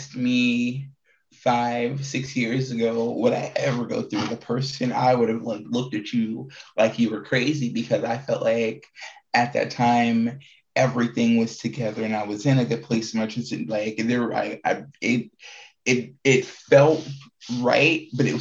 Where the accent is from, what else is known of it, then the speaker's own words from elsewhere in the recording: Indiana, United States; moved away as an adult; also born or lived in Prince George's County, Maryland; now in Arizona, United States; before I moved here, I grew up in Indiana. I'm not born from in Indiana. I'm originally from Washington, D.C., East Coast baby, Prince George County, Washington, Prince George County, Maryland. Freaking, but most of my life has been in Indiana, because we moved there when I was in like fifth, sixth grade